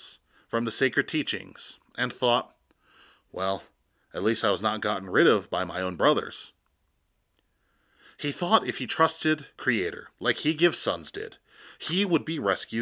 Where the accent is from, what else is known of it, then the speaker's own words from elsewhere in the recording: Sicangu Lakota, United States; I am from the Sechangu Lakota